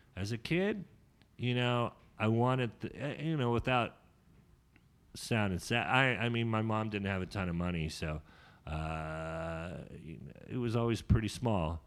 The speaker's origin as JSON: {"language": "English", "town": "Sonoma", "region": "California", "country": "United States", "tie": "born or raised there", "also_born_or_lived": "Sacramento", "said": "I grew up in Sonoma, but my mom kicked me out when I was 17"}